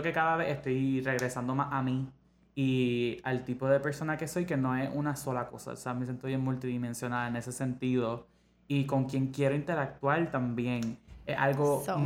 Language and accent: Spanish; Ponce, Puerto Rico; yo crecí en Ponce